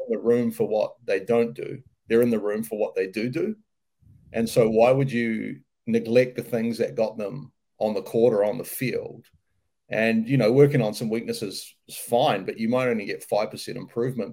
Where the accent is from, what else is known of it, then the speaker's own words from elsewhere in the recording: New Zealand; moved away as an adult; also born or lived in United States; I'm a New Zealander, so uh, you know, born and bred in New Zealand.